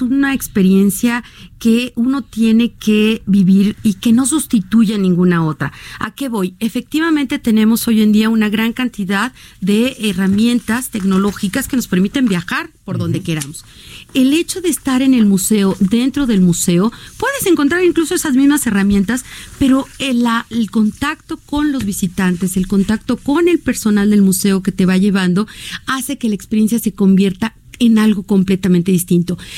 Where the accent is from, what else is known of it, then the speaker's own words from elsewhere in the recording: Mexico; tenemos en México